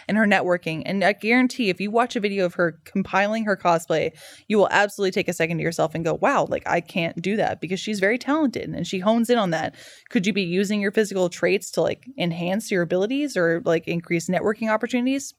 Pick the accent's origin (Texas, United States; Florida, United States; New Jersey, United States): Texas, United States; Dallas; I grew up in Dallas